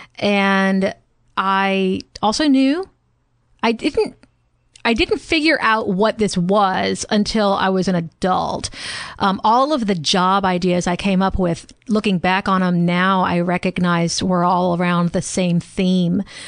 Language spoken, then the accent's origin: English; the South, United States; growing up in the South and parenting in the South